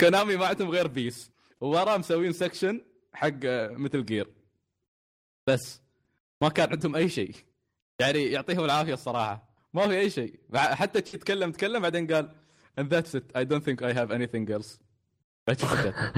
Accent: United Arab Emirates; عندنا في الإمارات

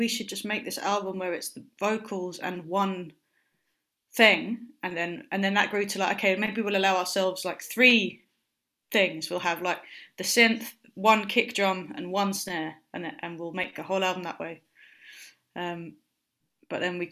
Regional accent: London, United Kingdom; where I grew up in South London, in Lewisham

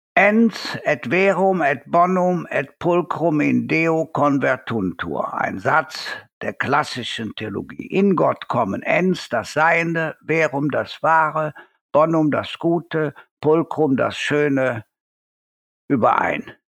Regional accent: Cologne, North Rhine-Westphalia, Germany; Bei uns in Köln

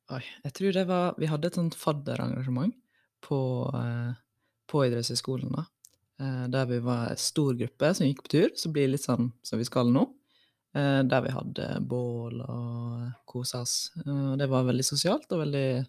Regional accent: Western Norway, Norway; now in Oslo, Norway; for min del, som er fra Vestlandet

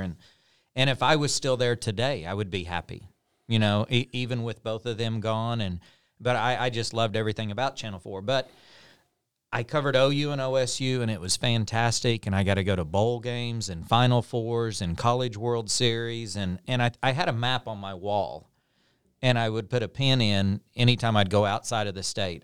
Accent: Pond Creek, Oklahoma, United States; I was from a small town. I was from Pond Creek

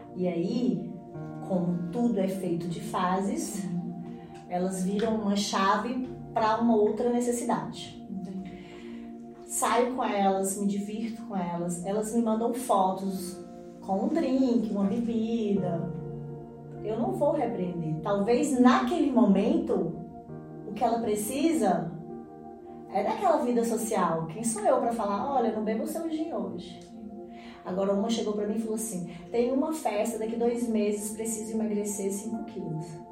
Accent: Teófilo Otoni, Minas Gerais, Brazil; also born or lived in Bahia; nasci aqui em Teófilo, sou mineira, é, mas vivi a minha primeira infância na Bahia, porque meu pai morava lá. E fiquei entre Teófilo e a Bahia.

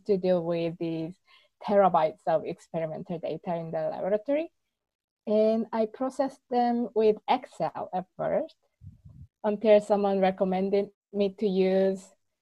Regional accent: South Korea; moved away as an adult; also born or lived in Seoul, South Korea; now in Barcelona, Spain; I'm from South Korea, and I moved to Barcelona 5 years ago just to improve my Spanish at first

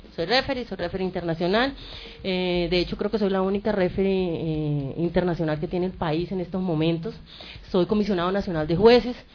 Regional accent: Colombia; nosotros como colombianos

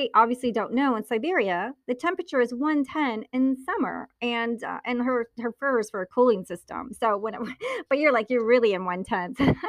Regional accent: Naples, Campania, Italy; born there; Naples, Italy. I was born in Naples, Italy. Yeah. My dad was in the Navy.

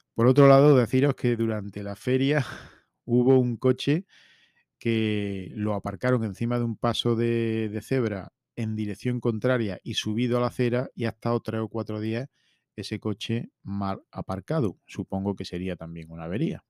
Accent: his town near Linares, Jaén, Andalusia, Spain; ha sido feria en mi pueblo

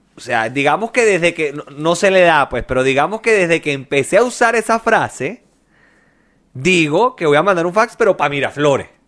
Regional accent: Chile

